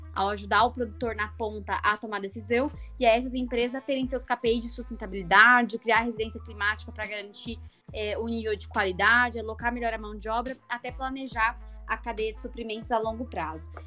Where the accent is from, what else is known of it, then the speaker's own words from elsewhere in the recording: Itajubá, Minas Gerais, Brazil; eu venho de uma cidade, né, de Itajubá, no sul de Minas Gerais